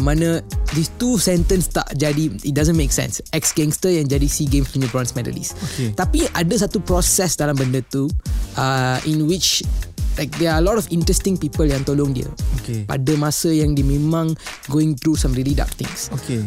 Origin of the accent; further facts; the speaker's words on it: Petaling Jaya, Selangor, Malaysia; I berasal daripada kampung Kayuara. Uh, it's in Petaling Jaya.